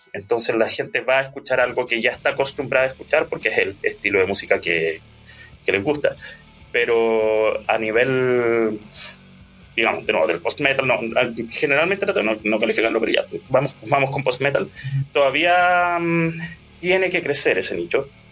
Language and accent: Spanish; Bulnes, Ñuble, Chile; also born or lived in Santiago / Chillán; yo soy de Bulnes. Bueno, nací, nací en Santiago, pero a los cuatro años nos fuimos para allá y si bien pasé mi adolescencia en Chillán